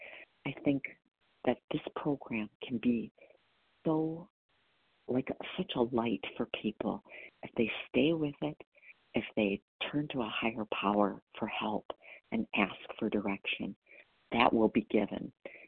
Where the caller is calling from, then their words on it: Wisconsin, United States; I'm calling from Wisconsin.